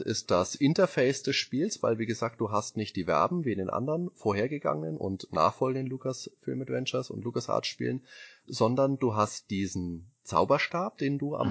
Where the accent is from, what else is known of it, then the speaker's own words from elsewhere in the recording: Bavaria, Germany; ich komme aus Bayern